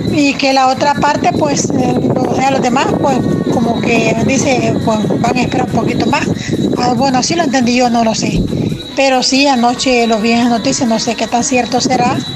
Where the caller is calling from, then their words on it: Corinto, Morazán, El Salvador; Y aquí pues escuchándolos en Cantón Matapalo 2, Corinto Morazán. Y aquí esperamos que se encuentren bien y que Dios los bendiga a todos los seres salvadoreños